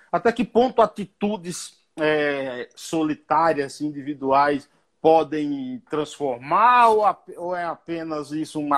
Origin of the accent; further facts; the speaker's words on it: Northeast Region, Brazil; Minha única, é a minha única qualidade ser nordestino.